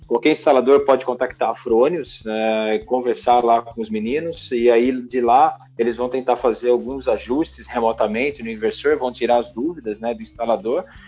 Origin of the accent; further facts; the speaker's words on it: Jundiaí, São Paulo, Brazil; moved away as an adult; also born or lived in Campinas; Eu nasci em Jundiaí, é, onde eu, na, eu, estou morando novamente